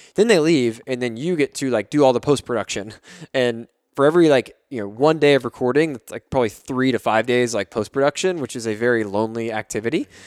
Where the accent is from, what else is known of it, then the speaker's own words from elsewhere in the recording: Fort Worth, Texas, United States; D F W, where I'm from, I'm from Fort Worth.